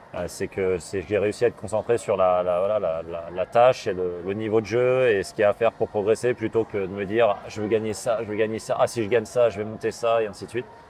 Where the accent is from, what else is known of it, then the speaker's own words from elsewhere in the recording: Paris suburbs, Île-de-France, France; moved away as an adult; also born or lived in Gassin / Texas; now in Rennes, France; je suis parisien, banlieusard. Val-de-Marne, Vincennes, puis Saint-Germain-en-Laye dans les Yvelines